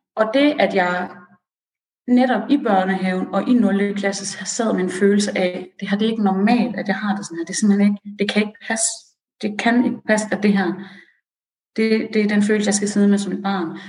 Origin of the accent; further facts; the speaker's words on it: Aarhus, Central Denmark Region, Denmark; also born or lived in Iran; jeg er oprindelig fra Aarhus